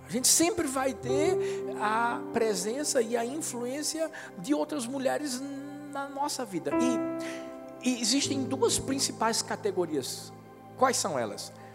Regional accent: Northeast Region, Brazil; a gente é nordestino

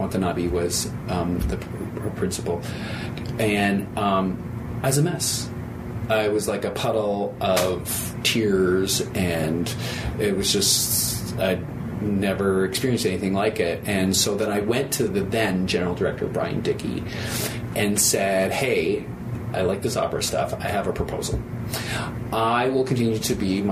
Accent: Toronto, Ontario, Canada; moved away as an adult; now in Philadelphia, United States; I'm a Canadian, and I was born and raised in Toronto.

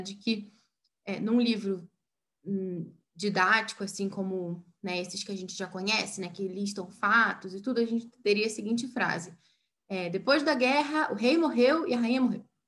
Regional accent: Brazil; nós brasileiros

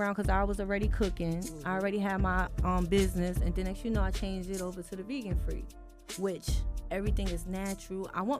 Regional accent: New York City, New York, United States; moved away as an adult; also born or lived in Fort Greene; now in Atlanta, United States; I'm from Brooklyn, baby.

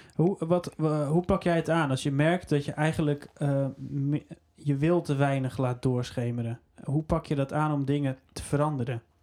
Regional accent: Netherlands; zijn we Nederlanders

